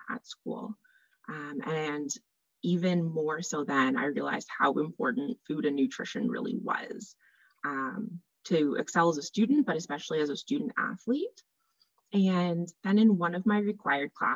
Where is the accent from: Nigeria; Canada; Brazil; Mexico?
Canada; also born or lived in Northern Ontario; I am a Canadian dietitian.